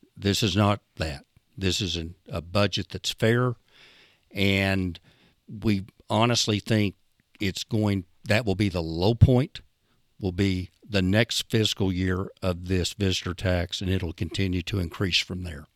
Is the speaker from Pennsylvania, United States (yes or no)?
no; Idabel, Oklahoma, United States; I'm from Idabel.